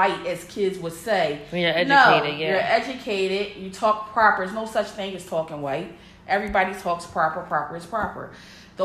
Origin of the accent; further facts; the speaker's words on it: Philadelphia, Pennsylvania, United States; moved away as an adult; I was born and raised in Philly.